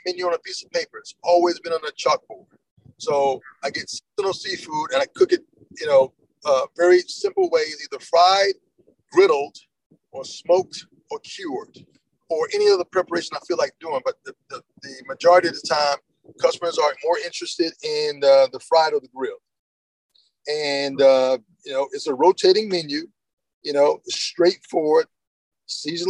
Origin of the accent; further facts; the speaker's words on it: New Bern, North Carolina, United States; I grew up in Eastern North Carolina, a place called New Bern